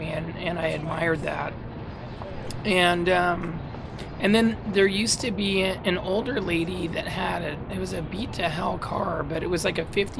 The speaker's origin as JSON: {"language": "English", "town": "Fremont", "region": "California", "country": "United States", "tie": "born or raised there", "moved": "yes", "lives_now": "Sacramento, United States", "said": "I grew up in Fremont."}